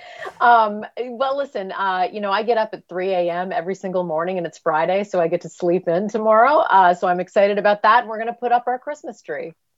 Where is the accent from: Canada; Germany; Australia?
Canada; now in United States; I'm Canadian, uh, and by, by birth, I have dual citizenship. My father was American. Uh, I came to the land of opportunity